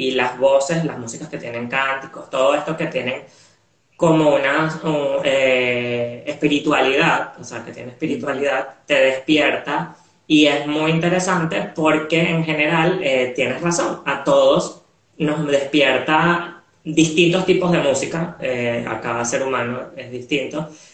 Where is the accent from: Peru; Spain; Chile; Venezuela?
Venezuela; now in Montevideo, Uruguay; creciendo en Venezuela, a pesar de que nací en Venezuela